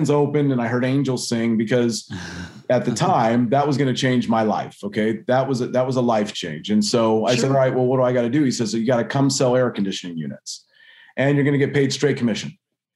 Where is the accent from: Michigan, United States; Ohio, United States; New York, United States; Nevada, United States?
Nevada, United States; Las Vegas; I'm from Vegas